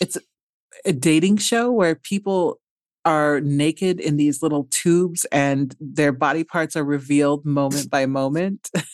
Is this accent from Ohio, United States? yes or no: no; Omaha, Nebraska, United States; moved away; I'm from Omaha, Nebraska